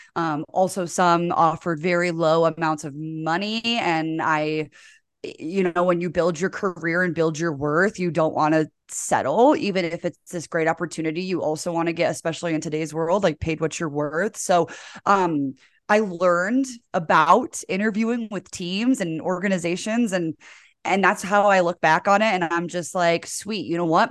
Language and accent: English; Geneva, Illinois, United States; moved away as an adult; also born or lived in Michigan / Pocatello, Idaho; now in Salt Lake City, United States; I grew up in the suburbs of Chicago in a town called Geneva.